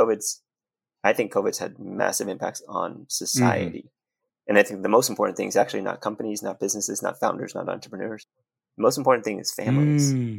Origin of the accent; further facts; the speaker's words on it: New York City, New York, United States; moved away as an adult; also born or lived in Vietnam; now in Palo Alto, United States; I grew up in New York City